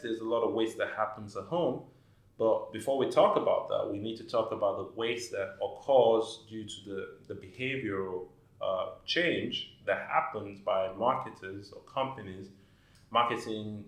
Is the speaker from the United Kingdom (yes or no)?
no; Nigeria; moved away as an adult; now in Dubai, United Arab Emirates; I'm originally from Nigeria